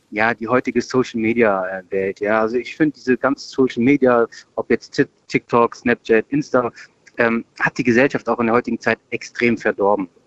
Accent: Germany; ich sehe mich ja selbst als Deutscher, ich bin mhm. hier geboren, habe 13 Jahre die Schule besucht

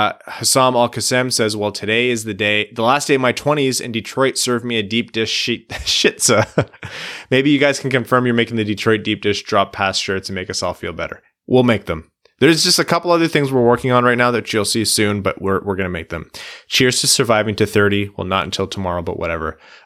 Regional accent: South East England, United Kingdom; born there; I was born near Brighton, so they're my default.

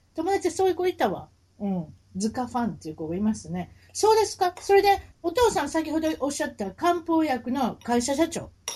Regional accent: Kansai, Japan; 関西人ですから

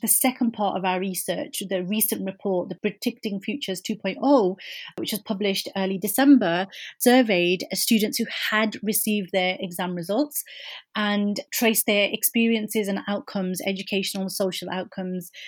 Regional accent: Birmingham, West Midlands, United Kingdom; coming from inner city Birmingham as a British Muslim woman of Kashmiri heritage

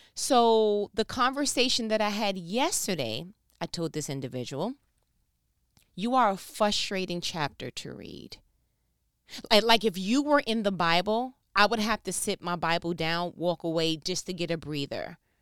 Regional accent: New York, United States; I'm from New York

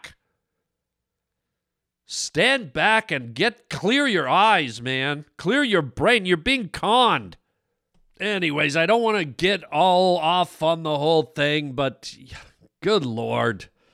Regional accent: Canada; now in United States; I'm Canadian, man. I'm Canadian

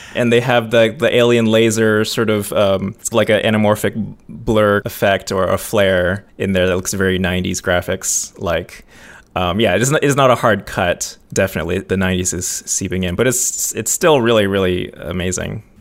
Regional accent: United States; I'm American

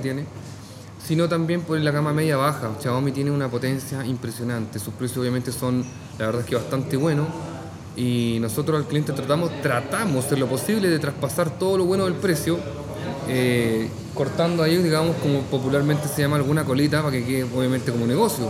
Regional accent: Talca, Maule, Chile; soy de Talca. Entonces, mm, en Talca tenemos muy buenos completos

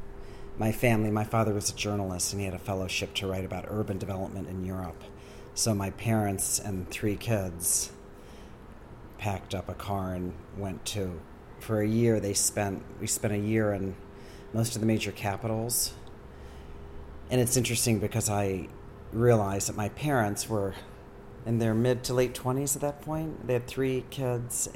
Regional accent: Akron, Ohio, United States; moved away as an adult; also born or lived in St. Louis / Columbus, Ohio / San Francisco; now in New York, United States; I grew up there

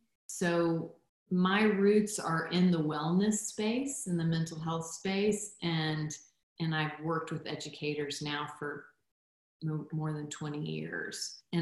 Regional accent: Guatemala; So my background, I'm a missionary kid. I grew up in Guatemala and was born there.

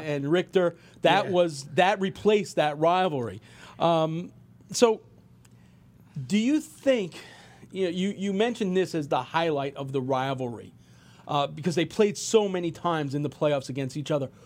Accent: Long Island, New York, United States; I grew up on Long Island being a Ranger fan

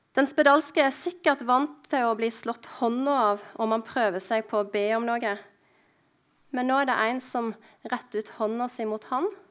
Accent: Husnes, Vestland, Norway; born or raised there; moved away

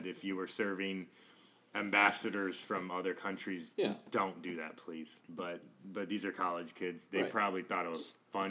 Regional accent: Houston, Texas, United States; moved away; Growing up in Houston, it was supreme.

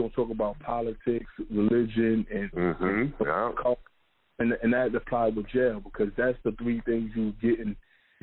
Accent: New York, United States; I'm from New York, so I got locked up in Pennsylvania

